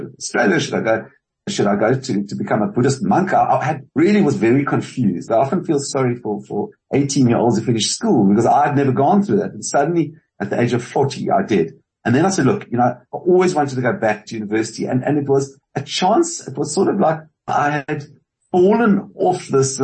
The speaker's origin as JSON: {"language": "English", "country": "South Africa", "also_born_or_lived": "California, United States", "said": "I am South African and it's a very strong part of my identity."}